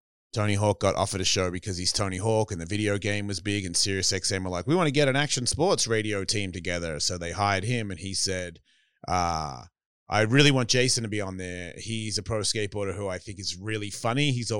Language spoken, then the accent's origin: English; Australia; accent: Australian; So it just sounded like they wanted to hear me say some shit that would run along what they think Australians are.